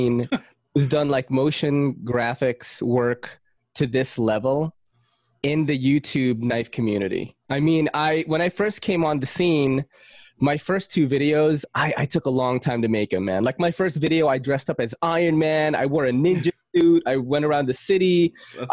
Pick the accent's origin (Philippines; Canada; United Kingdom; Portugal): Philippines; moved away; I'm from the Philippines